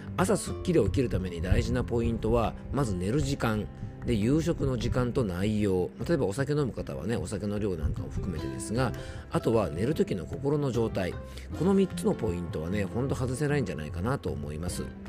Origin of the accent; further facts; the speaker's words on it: Yamanashi, Japan; 僕の地元、山梨県